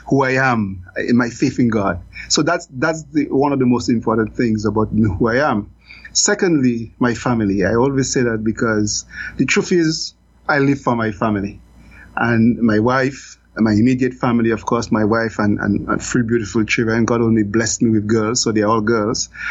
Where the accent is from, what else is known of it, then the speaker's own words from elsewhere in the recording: Roseau, Saint George, Dominica; now in Belize; I'm a regular guy that grew up in Roseau. Grew up in Roseau Central